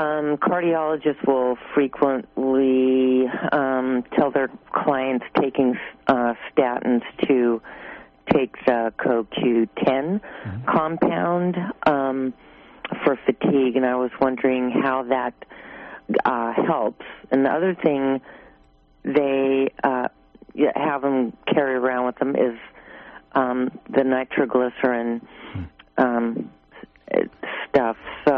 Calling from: Albion, California, United States; I'm calling from the Mendocino Coast in Albion.

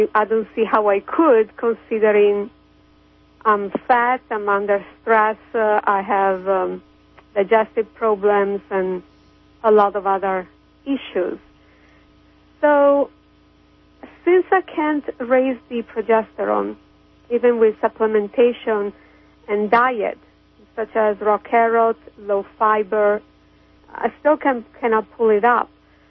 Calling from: Kansas, United States; English is a second language; Hi, this is … from Kansas.

